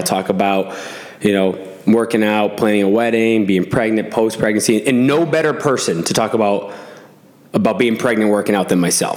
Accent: Williamstown, Massachusetts, United States; I'm from Williamstown, Mass, which is like 40 minutes away from Albany

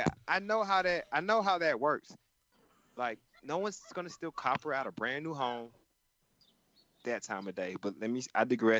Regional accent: Georgia, United States; moved away; my home state been fucking up for a lot lately. But it's just I go home there, you know. I call that place home.

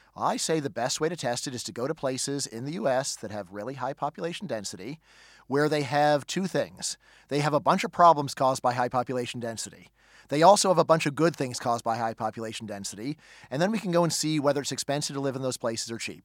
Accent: Northridge, California, United States; moved away; when I go back to my hometown in Northridge, California

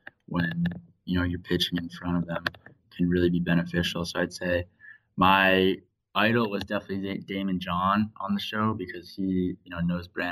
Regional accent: Washington, District of Columbia, United States; moved away as an adult; now in San Diego, United States; I grew up in Washington, D.C. and originally moved out here 4 years ago to start college at the University of San Diego.

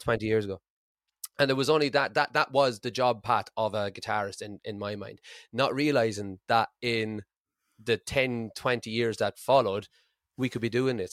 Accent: Ireland; moved away as an adult; now in Aberdeen, United Kingdom; I'm Irish

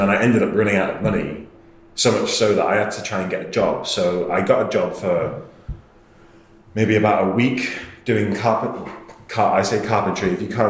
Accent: England, United Kingdom; I'm from England, they like me already, that's good.

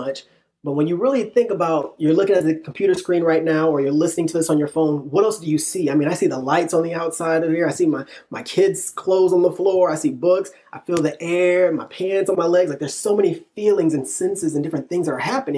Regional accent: Illinois, United States; now in Texas, United States; I'm from Illinois originally. Me and my wife met in middle school, started dating in high school

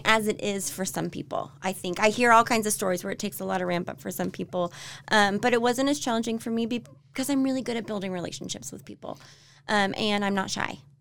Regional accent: Florida, United States; moved away as an adult; also born or lived in Tennessee / Mississippi / Texas; now in Utah, United States; I'm from Florida.

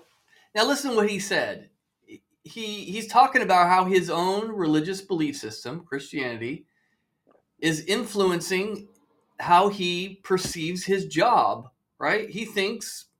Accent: Mission Viejo, California, United States; I grew up in Orange County, Mission Viejo

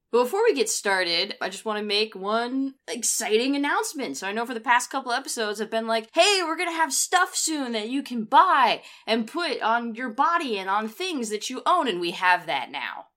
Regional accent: United States; someone who is American

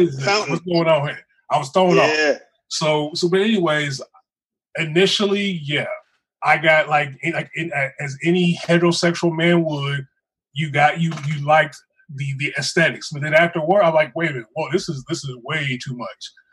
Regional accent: Terre Haute, Indiana, United States; Growing up in Terre Haute, really, there was no thug life in Terre Haute.

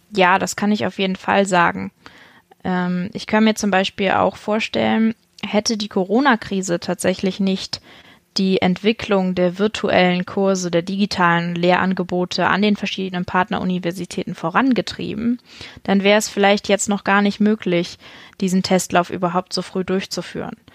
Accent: Buxtehude, Lower Saxony, Germany; Ich bin äh, in Niedersachsen zur Schule gegangen, auf die Halle-Pagen-Schule in Buxtehude

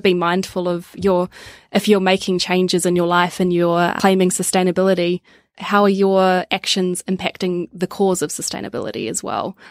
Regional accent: Wellington, New Zealand; now in Melbourne, Australia; Parents still live in Wellington and where I grew up

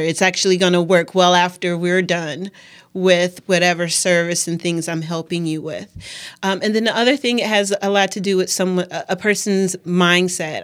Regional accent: Milwaukee, Wisconsin, United States; I'm born and raised in Milwaukee, grew up around Washington Park area

